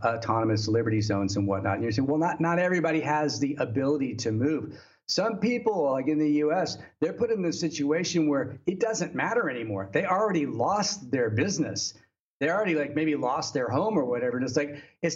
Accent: Texas, United States; moved away as an adult; now in China; in Texas, you know, which is my home state

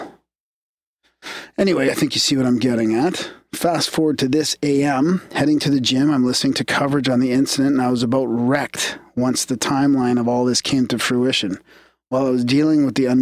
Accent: Canada; we're Canadian

